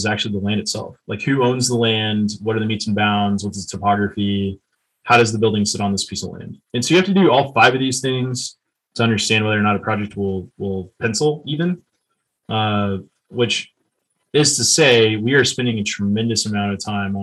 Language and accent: English; Texas, United States; I'm an entrepreneur from Texas